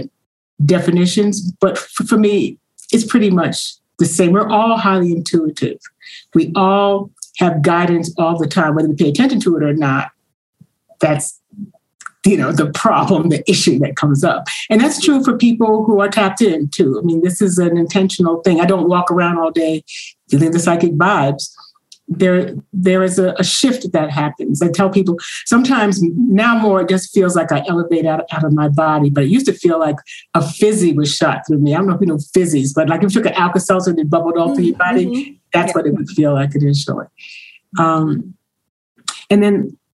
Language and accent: English; New York, United States; moved away as an adult; also born or lived in North Carolina; I'm from New York, so I moved to North Carolina and came back.